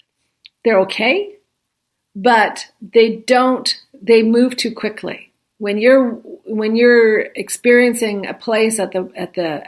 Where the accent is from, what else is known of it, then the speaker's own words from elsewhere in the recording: Canada; we're Canadian